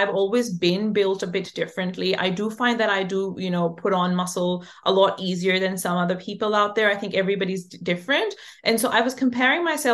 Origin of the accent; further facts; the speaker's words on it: Pakistan; I'm from Pakistan